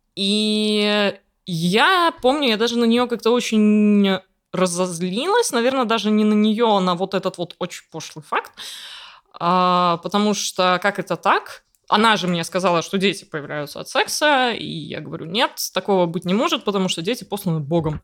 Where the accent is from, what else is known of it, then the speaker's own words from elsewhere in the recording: Riga, Latvia; я из Риги, я родилась и выросла здесь